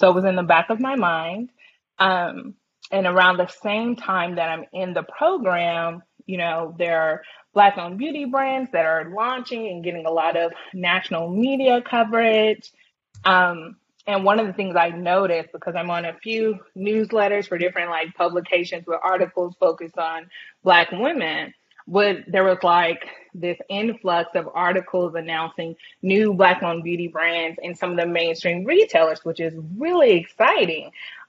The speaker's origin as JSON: {"language": "English", "town": "Round Rock", "region": "Texas", "country": "United States", "said": "Like from Round Rock as well, yeah."}